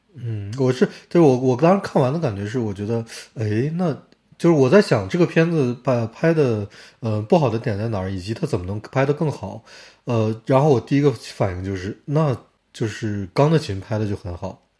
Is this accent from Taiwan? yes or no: no; Harbin, Heilongjiang, China; 我家乡哈尔滨